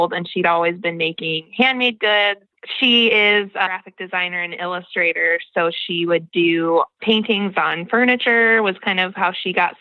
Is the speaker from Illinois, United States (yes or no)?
yes; Joliet, Illinois, United States; moved away as an adult; now in Wellman, United States; I was born in Illinois, in the south suburbs of Chicago, Joliet